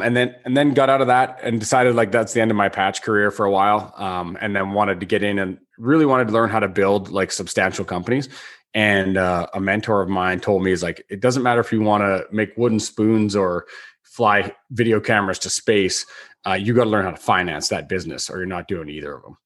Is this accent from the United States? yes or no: no; Canada